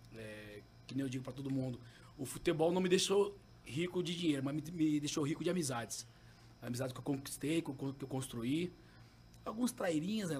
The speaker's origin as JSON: {"language": "Portuguese", "area": "Santa Malha", "region": "Mato Grosso", "country": "Brazil", "tie": "born or raised there", "said": "eu fui criado no Santa Malha"}